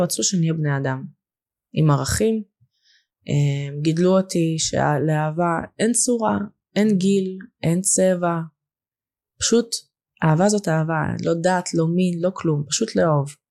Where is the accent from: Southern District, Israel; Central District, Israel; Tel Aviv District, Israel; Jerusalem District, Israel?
Central District, Israel; Lod; Hebrew is a second language; also born or lived in Russia / Moscow, Russia / Hungary; now in Even Yehuda, Israel; גדלתי בלוד הרבה שנים